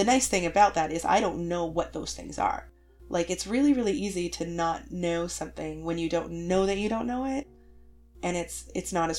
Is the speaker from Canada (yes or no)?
yes; Canada; I'm super Canadian